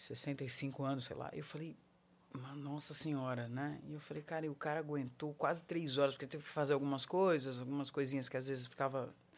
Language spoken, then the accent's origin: Portuguese; São Paulo, Brazil; Eu nasci em São Paulo, na Avenida Paulista